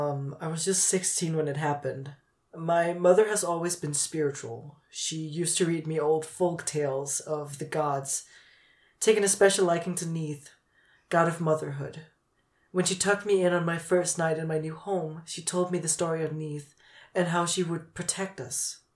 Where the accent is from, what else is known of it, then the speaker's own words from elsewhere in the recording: Chemnitz, Saxony, Germany; English is a second language; I'm from Chemnitz, Germany. It was a bit of a shock to suddenly be in a country where no one spoke my native language, but I adapted.